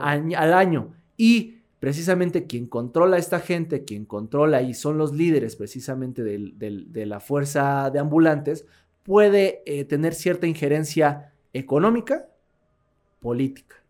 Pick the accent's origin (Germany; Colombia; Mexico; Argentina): Mexico; aquí en México no creo, ¿no? Aquí en mi país